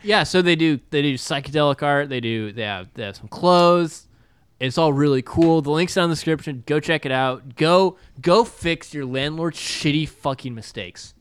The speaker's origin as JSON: {"language": "English", "region": "Texas", "country": "United States", "said": "as a Texan"}